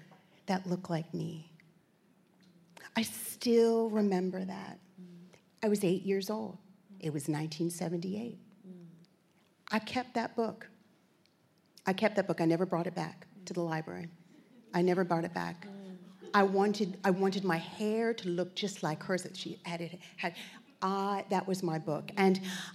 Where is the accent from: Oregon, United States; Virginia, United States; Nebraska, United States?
Virginia, United States; Virginia Beach; moved away as an adult; also born or lived in New York; now in Australia; I'm from New York originally, and grew up in Virginia Beach